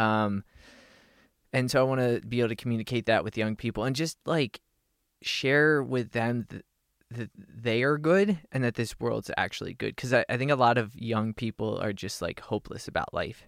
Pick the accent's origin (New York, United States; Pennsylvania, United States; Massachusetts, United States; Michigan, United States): Pennsylvania, United States; Harrisburg; moved away as an adult; also born or lived in Austin, Texas / Los Angeles, California / Northern California; now in Nashville, United States; I grew up in Harrisburg, Pennsylvania